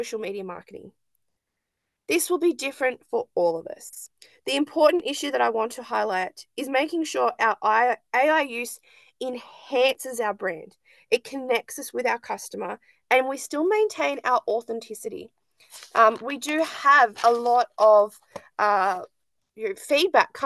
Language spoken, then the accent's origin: English; Lake Macquarie, New South Wales, Australia; also born or lived in Western Sydney, Hawkesbury / Hunter region near Maitland; now in Maitland, Australia; I'm from Lake Macquarie